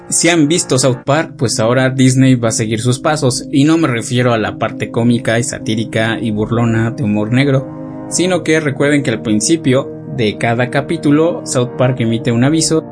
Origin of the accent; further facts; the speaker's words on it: Mexico; nosotros como mexicanos